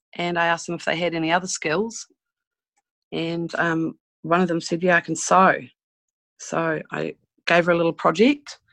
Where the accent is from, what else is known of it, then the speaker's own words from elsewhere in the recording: New Zealand; I'm a Kiwi